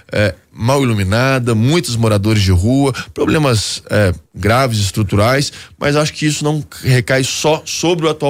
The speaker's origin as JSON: {"language": "Portuguese", "town": "Belo Horizonte", "region": "Minas Gerais", "country": "Brazil", "tie": "born or raised there", "said": "Eu que nasci em Belo Horizonte, fiz minha vida inteira na capital mineira"}